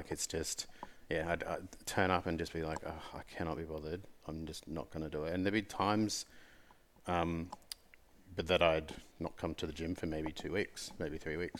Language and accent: English; Gold Coast, Queensland, Australia; So when I was a kid, I grew up on the Gold Coast, and so I surfed a lot.